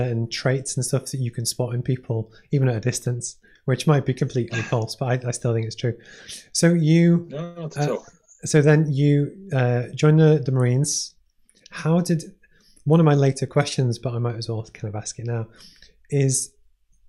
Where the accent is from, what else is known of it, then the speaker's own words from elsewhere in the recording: Maghull, North West England, United Kingdom; I grew up in Liverpool, but it's technically, yeah. It was a town called Magal, which is near Ormskirk